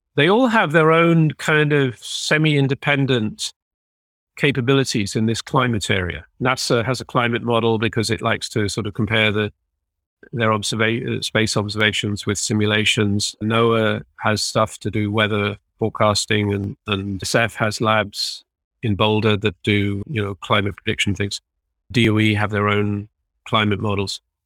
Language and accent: English; United Kingdom; now belonging to a country which is leaving the E U